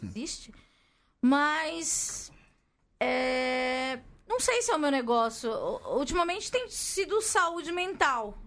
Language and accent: Portuguese; Capão Redondo, São Paulo, Brazil; eu nasci no Capão Redondo.